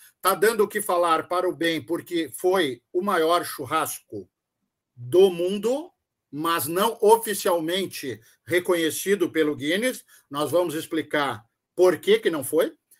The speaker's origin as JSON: {"language": "Portuguese", "region": "Rio Grande do Sul", "country": "Brazil", "said": "nós somos gaúchos"}